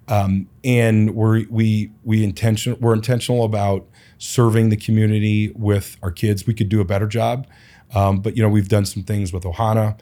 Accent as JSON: {"language": "English", "town": "Cleveland", "region": "Ohio", "country": "United States", "tie": "born or raised there", "also_born_or_lived": "Portland, Oregon", "moved": "yes", "lives_now": "Phoenix, United States", "said": "I was born and raised in Cleveland"}